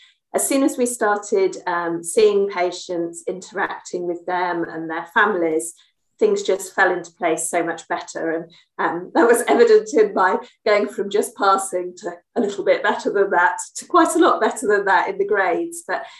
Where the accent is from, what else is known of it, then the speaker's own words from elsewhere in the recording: Salisbury, South West England, United Kingdom; now in London, United Kingdom; I'm based in England, and that's where I grew up. I was born in Salisbury, somewhere much more small than where I am now in London